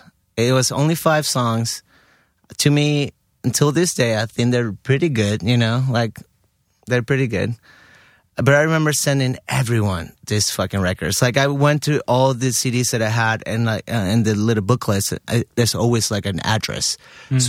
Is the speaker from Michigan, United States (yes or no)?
no; Miami, Florida, United States; born there; So I had I was lucky enough that I was born in Miami somehow.